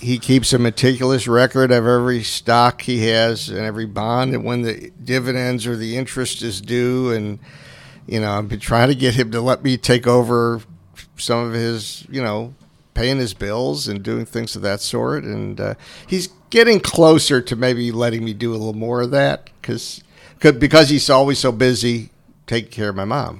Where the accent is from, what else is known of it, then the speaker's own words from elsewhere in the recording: Kenmore, New York, United States; I grew up in Kenmore, New York, which is a suburb of Buffalo.